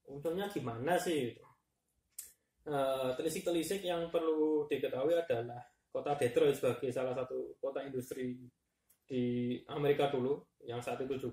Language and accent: Indonesian; Malang, East Java, Indonesia; Di sisi lain di kota tempat saya besar dulu di Malang tahun-tahun 2000-an itu juga ya pang lagi